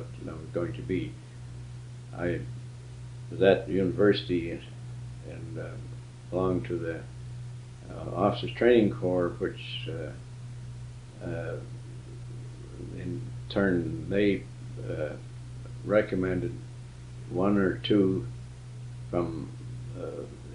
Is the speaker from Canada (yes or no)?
yes; Edmonton, Alberta, Canada; also born or lived in Dryden, Ontario / Guelph, Ontario; I was born in Dryden, Ontario. That's the western part of Ontario, in 1904, on October the 3rd. And lived there for about a year and a half, and then moved east to Guelph, Ontario, for a short time, and then to Edmonton for a long time.